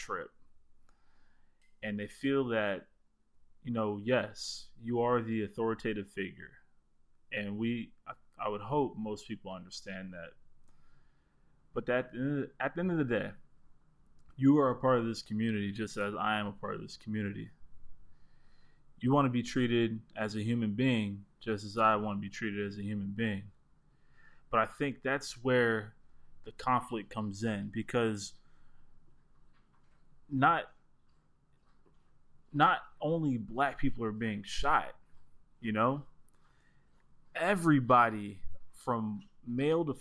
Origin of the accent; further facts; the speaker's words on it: South Florida, United States; growing up where we grew up in Florida, in South Florida